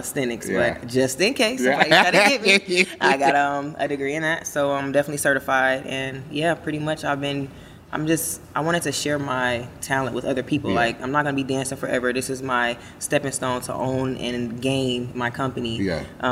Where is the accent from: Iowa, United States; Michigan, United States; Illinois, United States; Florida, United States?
Michigan, United States; Detroit; I'm from Detroit